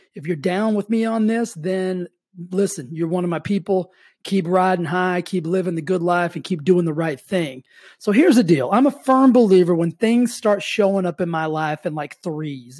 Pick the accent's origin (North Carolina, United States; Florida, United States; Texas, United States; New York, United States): Texas, United States; moved away as an adult; now in California, United States; I grew up in Texas.